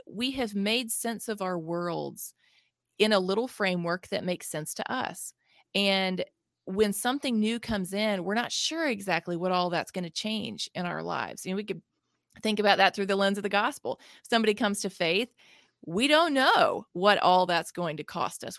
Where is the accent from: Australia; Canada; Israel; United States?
United States; Mississippi; I'm from Mississippi, born and raised here, I've lived here my whole life